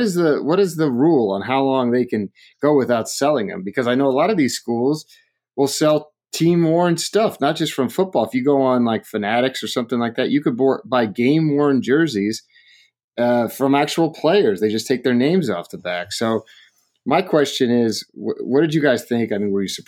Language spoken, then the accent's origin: English; Atlanta, Georgia, United States; sadly for my hometown here